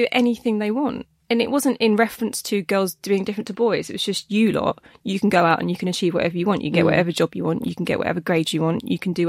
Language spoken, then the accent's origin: English; Essex, East of England, United Kingdom; I'm a woman, I'm from Essex